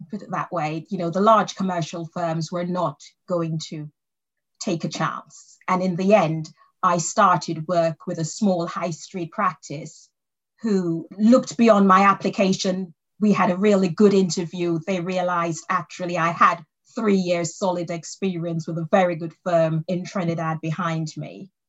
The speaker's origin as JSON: {"language": "English", "region": "England", "country": "United Kingdom", "tie": "born there", "said": "I was born in in England."}